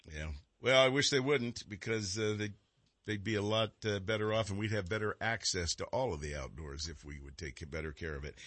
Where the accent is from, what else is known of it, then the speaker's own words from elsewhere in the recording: Texarkana, United States; now in California, United States; I was born over there in Texarkana